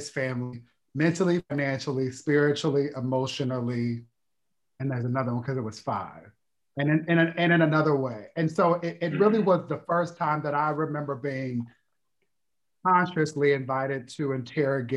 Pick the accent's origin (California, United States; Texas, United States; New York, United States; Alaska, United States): Texas, United States; Austin; I'm from Austin, Texas, where both my mother and father are from.